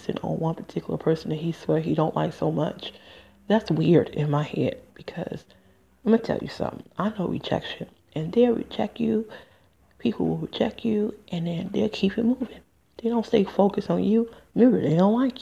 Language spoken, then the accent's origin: English; Michigan, United States; moved away; also born or lived in Nevada / New Jersey; I'm from Michigan